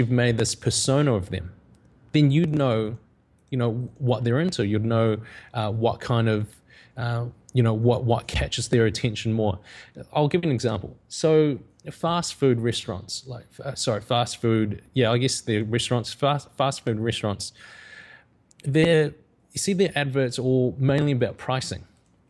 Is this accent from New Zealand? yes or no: yes; New Zealand; growing up in New Zealand, I came from a visual effects background